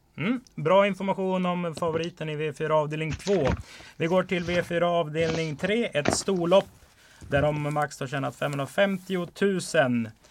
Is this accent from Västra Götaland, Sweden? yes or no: yes; Strömstad, Västra Götaland, Sweden; jag är ju också från Bohuslän, Strömstad